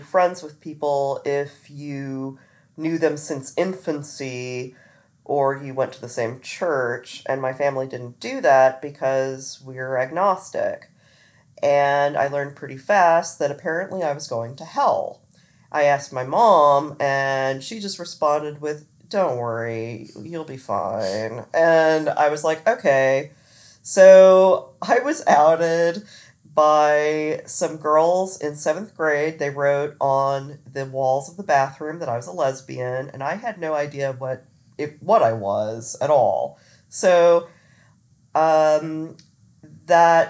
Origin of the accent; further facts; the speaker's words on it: Olathe, Kansas, United States; also born or lived in Florida; I grew up mostly in Olathe, Kansas